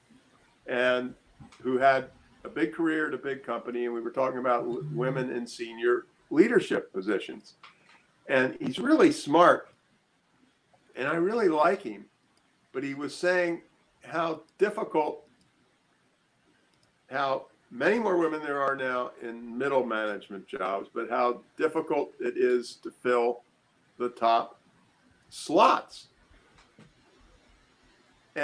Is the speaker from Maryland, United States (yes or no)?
yes; Annapolis, Maryland, United States; moved away; I grew up in Annapolis, Maryland